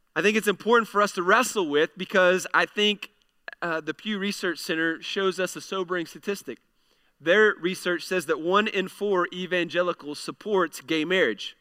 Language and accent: English; United States; we have the ability as American citizens to be able to vote